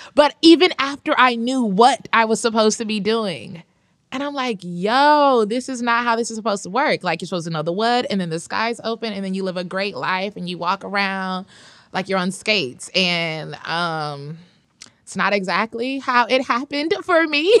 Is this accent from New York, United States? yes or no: no; Atlanta, Georgia, United States; I'm from Atlanta. I said the second T just for the listeners. those of us who are from there, it's Atlanta.